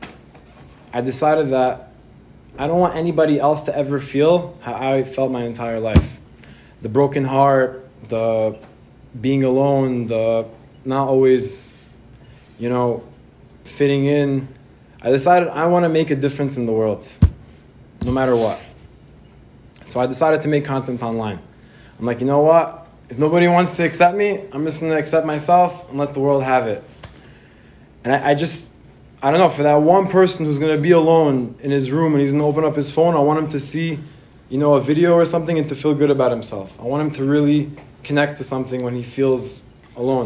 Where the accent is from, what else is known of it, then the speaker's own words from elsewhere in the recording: United States; also born or lived in Israel; I grew up in Israel, and I moved to America about the age of 7 or 8, and my family is Moroccan